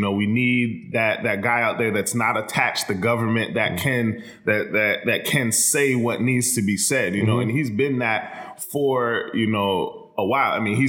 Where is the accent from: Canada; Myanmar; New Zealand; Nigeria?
Myanmar; But so I'm from Myanmar.